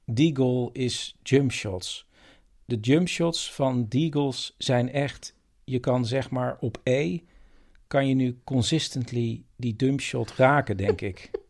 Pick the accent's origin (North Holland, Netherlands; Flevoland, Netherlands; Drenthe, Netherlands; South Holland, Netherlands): Flevoland, Netherlands; Ik kom uit de Noordoostpolder, Chris. Ja, Daar wonen ook heus wel mensen, hoor.